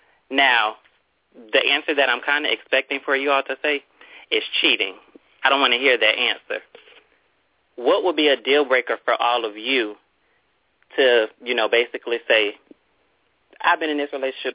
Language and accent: English; Tampa, Florida, United States; now in Chicago, United States; I'm calling from Chicago, Illinois, but I'm a native of Tampa, Florida.